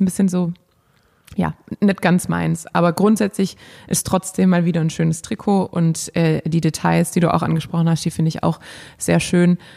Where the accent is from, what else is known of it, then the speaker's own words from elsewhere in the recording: Germany; hier bei uns in Deutschland